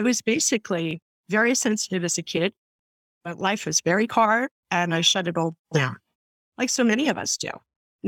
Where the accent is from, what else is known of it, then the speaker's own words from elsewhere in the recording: New York City, New York, United States; I'm from the Bronx